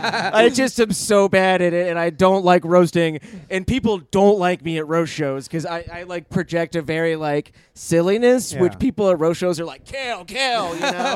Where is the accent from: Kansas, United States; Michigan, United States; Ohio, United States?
Ohio, United States; Columbus; I'm from Columbus.